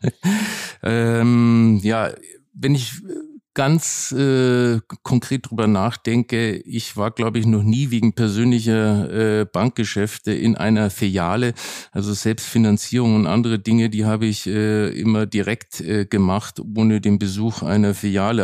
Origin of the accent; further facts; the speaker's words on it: Nuremberg, Bavaria, Germany; now in Berlin, Germany; Nürnberg bleibt meine Heimatstadt